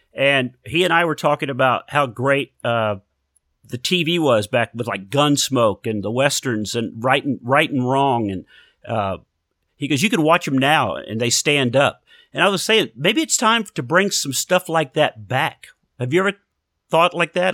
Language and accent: English; Houston, Texas, United States; down around Houston, yeah, Texas